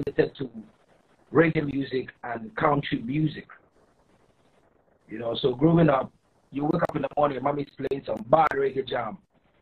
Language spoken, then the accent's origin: English; Greater Accra, Ghana; From where I come from, I come from the Greater Accra, the capital of Ghana